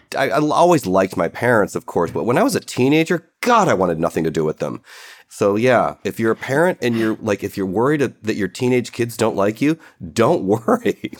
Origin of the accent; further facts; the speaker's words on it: Cleveland, Ohio, United States; I grew up in Cleveland